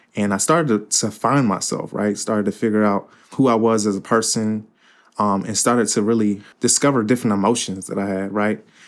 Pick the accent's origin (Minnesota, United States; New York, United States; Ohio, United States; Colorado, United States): Ohio, United States; Cincinnati; also born or lived in Fort Wayne, Indiana; I live in Cincinnati all my life